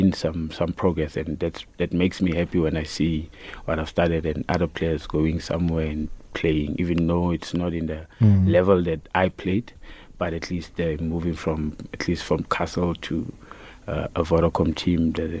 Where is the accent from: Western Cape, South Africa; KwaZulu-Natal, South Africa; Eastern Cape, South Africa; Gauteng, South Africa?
Gauteng, South Africa; Annadale; also born or lived in Soweto; Actually, I was born in Soweto. Right. And then I moved from Soweto to Annadale. That's where I grew up.